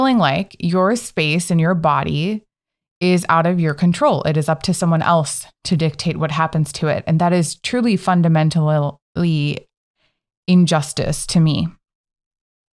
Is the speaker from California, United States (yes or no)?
yes; Northern California, United States; I'm from NorCal